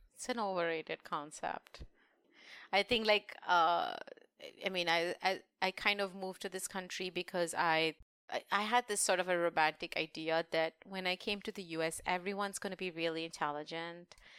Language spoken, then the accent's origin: English; India; moved away; being Indian